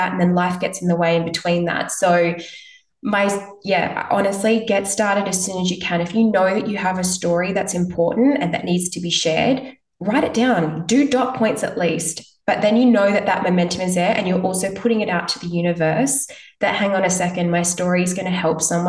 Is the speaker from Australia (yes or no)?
yes; Perth, Western Australia, Australia; I'm from Perth